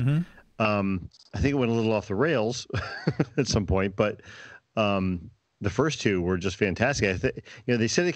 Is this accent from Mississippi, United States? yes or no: no; Guilford, Connecticut, United States; here in my hometown